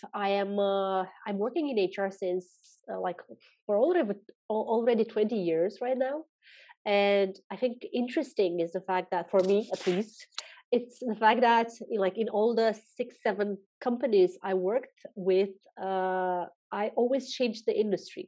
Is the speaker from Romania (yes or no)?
yes; Romania; also born or lived in Mauritius; now in Spain; I'm from Romania. I'm currently living in Spain